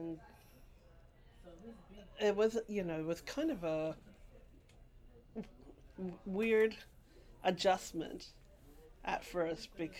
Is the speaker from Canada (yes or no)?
no; Guyana; also born or lived in London, England / England; now in Brooklyn, United States; born in England, and then I grew up in Guyana, South America.